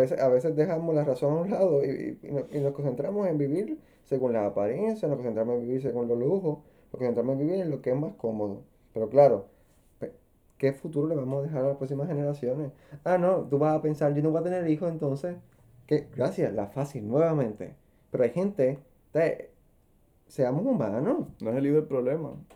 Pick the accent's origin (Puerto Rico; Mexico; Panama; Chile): Puerto Rico; como puertorriqueños